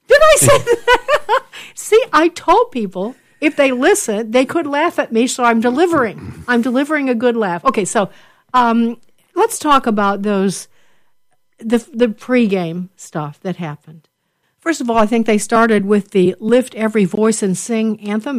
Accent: Chicago, Illinois, United States; we are from Chicago, but we are a split family, Bruce

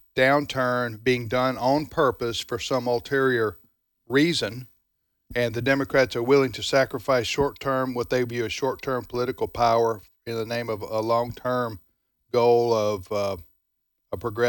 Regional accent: the South, United States; As a Southerner, I get tired of everything negative being called, quote, going south.

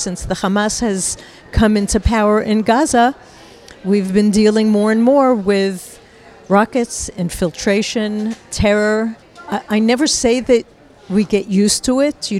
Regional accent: New York, United States; moved away as an adult; now in Israel; I was born in America, in New York, and I've lived in Israel for all of my adult life

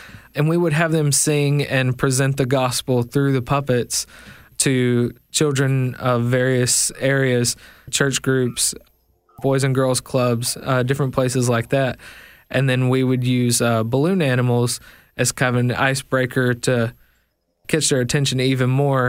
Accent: Tennessee, United States; also born or lived in Memphis; so I was born actually in Memphis, Tennessee, raised most of my life in McNary County, which is just north of the Mississippi border.

